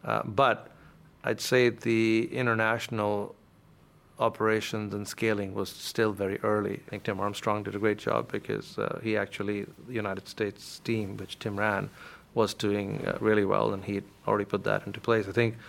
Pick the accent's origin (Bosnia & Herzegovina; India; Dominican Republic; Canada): India; In the mid-80s, when you were growing up in India, if you wanted to get somewhere in life, you had a choice of being an engineer or being a doctor.